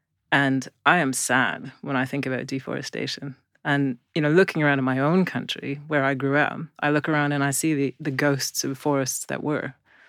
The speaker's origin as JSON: {"language": "English", "country": "Canada", "tie": "born or raised there", "moved": "yes", "lives_now": "England, United Kingdom", "said": "I think I'm Canadian. So I grew up in a deforested bit of Canada. And that was deforested 200 years ago, 150 years ago for agriculture. I now live in England."}